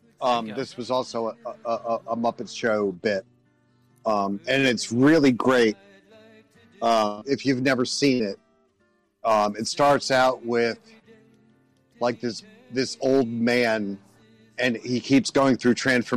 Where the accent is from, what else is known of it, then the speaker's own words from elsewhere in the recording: New York, United States; Being a New Yorker.